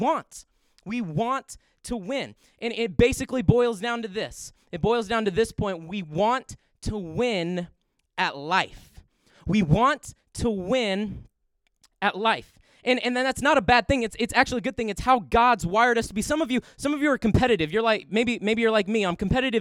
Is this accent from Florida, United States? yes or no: no; Indiana, United States; we grew up in Indiana